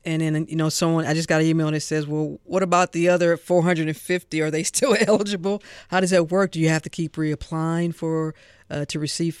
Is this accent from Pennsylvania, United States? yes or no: no; St. Louis, Missouri, United States; now in Georgia, United States; there's a landmark in my hometown in St. Louis, Missouri